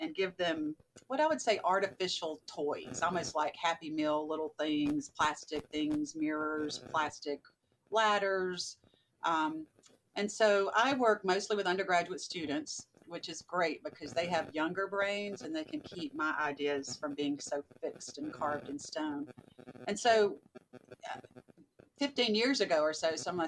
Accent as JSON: {"language": "English", "area": "the South", "region": "Southern United States", "country": "United States", "also_born_or_lived": "Birmingham, Alabama", "accent": "Southern", "moved": "as an adult", "lives_now": "Virginia, United States", "said": "You can probably hear my Southern accent still, even though I've been in Virginia a while."}